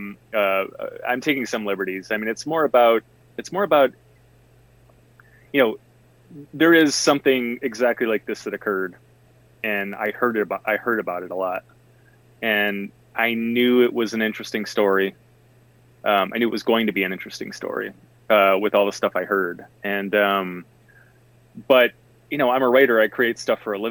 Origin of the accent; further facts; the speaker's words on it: Detroit, Michigan, United States; I grew up in Detroit proper